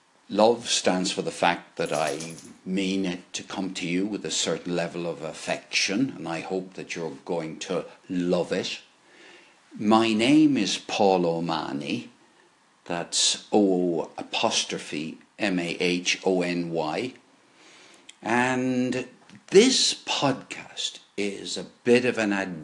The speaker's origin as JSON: {"language": "English", "town": "Limerick", "region": "Munster", "country": "Ireland", "tie": "born there", "also_born_or_lived": "Dublin / London / Bath", "lives_now": "Cork, Ireland", "said": "By the way, I was born in Limerick, went to live in Dublin, went to live in London, the West Country, ended up in Bath, and then came to Cork in 2005."}